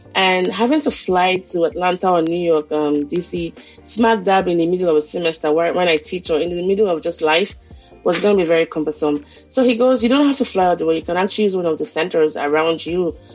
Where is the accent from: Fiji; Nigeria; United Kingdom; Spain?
Nigeria; now in United States; a Nigerian living in the US